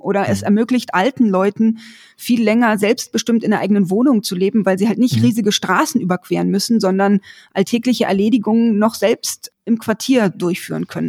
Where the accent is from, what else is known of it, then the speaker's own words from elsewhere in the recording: Berlin, Germany; Ich bin in Berlin aufgewachsen